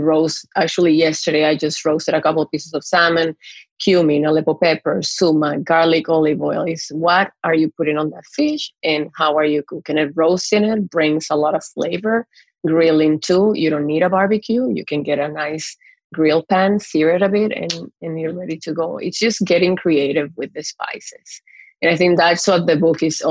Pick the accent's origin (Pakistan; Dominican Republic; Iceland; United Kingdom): Dominican Republic; moved away as an adult; also born or lived in Montreal, Canada / Mexico City, Mexico; now in Toronto, Canada; growing up in Dominican